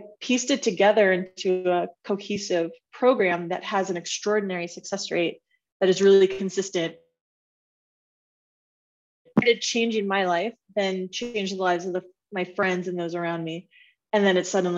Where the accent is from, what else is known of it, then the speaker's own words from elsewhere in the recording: Bay Area, California, United States; moved away as an adult; also born or lived in Washington State / Denver; I'm originally from the Bay Area, born and raised